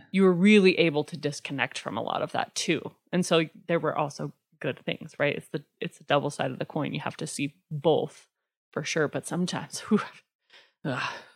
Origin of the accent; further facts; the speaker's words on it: Pavillion, Wyoming, United States; now in Lander, United States; I grew up in Pavilion